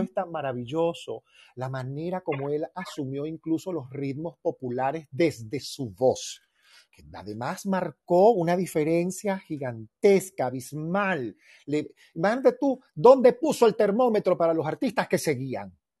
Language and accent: Spanish; Venezuela; moved away as an adult; now in Mexico; Esos son los desayunos de mi tierra, las armonías de mi tierra.